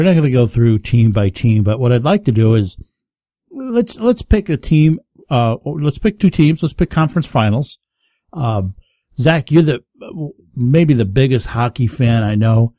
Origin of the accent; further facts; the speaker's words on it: the Catskills, New York, United States; also born or lived in Florida; now in Rochester, United States; Growing up where I grew up down in the Catskills, all my teams are New York.